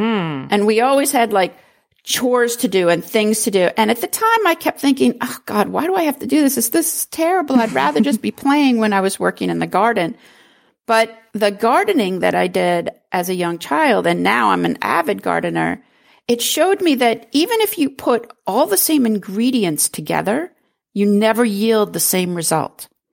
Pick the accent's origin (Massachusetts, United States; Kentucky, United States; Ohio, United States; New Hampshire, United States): New Hampshire, United States; I grew up in New Hampshire, a very rural New Hampshire.